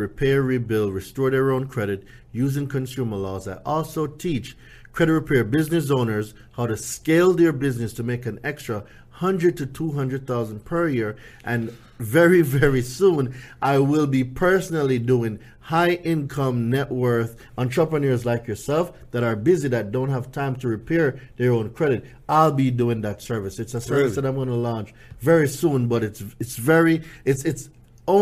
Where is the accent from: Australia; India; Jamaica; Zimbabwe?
Jamaica; moved away as an adult; now in United States; I came here from Jamaica, right? So for those of you who don't know, I lived in Jamaica until I was about